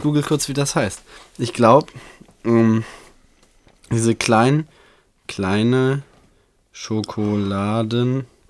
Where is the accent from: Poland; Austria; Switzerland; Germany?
Germany; Bochum, North Rhine-Westphalia; 5. September, 9.01 Uhr, geboren in Bochum